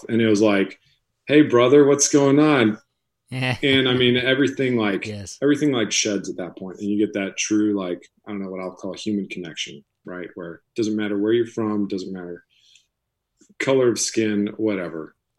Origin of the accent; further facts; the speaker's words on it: Wisconsin, United States; for the most part, when people ask, I just tell them I'm from Wisconsin.